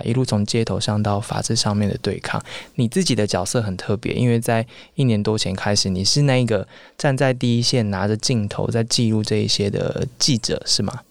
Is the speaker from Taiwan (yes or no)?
yes; Taiwan; 作为台湾人，当然我们有自己的台湾的媒体